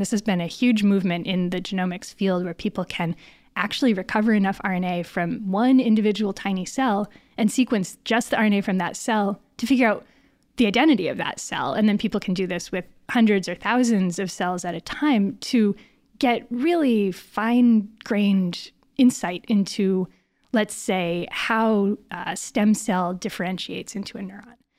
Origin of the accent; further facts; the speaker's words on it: Northern Connecticut, United States; moved away as an adult; also born or lived in Boston area, Massachusetts; now in Berkeley, United States; I'm actually from Northern Connecticut